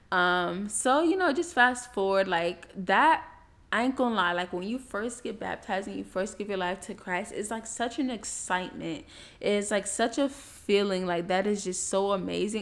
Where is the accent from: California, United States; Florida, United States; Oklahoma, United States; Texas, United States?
Florida, United States; Miami; moved away as an adult; also born or lived in Tallahassee, Florida; people that I grew up with in Miami